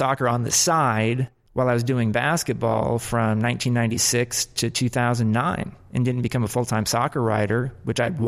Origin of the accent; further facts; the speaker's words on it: United States; now in New York, United States; I'm an American who covers soccer full time.